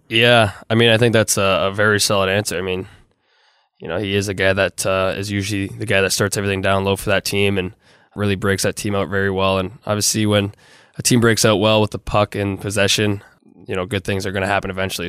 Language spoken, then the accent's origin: English; Toronto, Ontario, Canada; a Canadian kid growing up, especially in Toronto